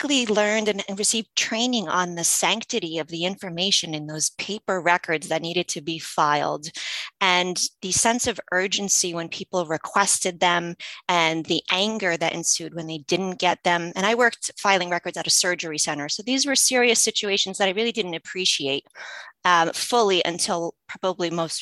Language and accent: English; United States; English is a second language; I've been navigating U.S. healthcare since I was a kid. And just some background, I didn't speak English as a child